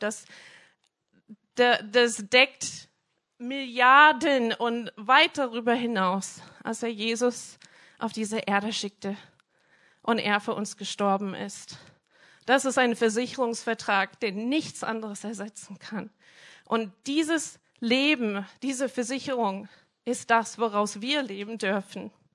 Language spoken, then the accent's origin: German; Minnesota, United States; German is a second language; moved away; ich bin in einem kleinen Dorf aufgewachsen in Amerika, so 60 Einwohner, mitten auf dem Land. Ähm, ich komme aus Minnesota